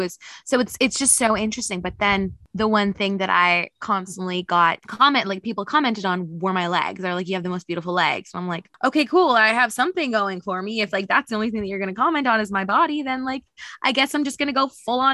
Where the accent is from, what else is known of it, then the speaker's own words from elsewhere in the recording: Saskatoon, Saskatchewan, Canada; moved away; also born or lived in Australia; I'm born and raised in Saskatoon, Saskatchewan